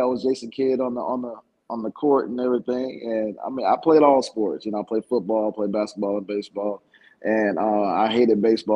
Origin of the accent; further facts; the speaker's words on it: Stone Mountain, Georgia, United States; also born or lived in Raleigh, North Carolina; I grew up in Stone Mountain, Georgia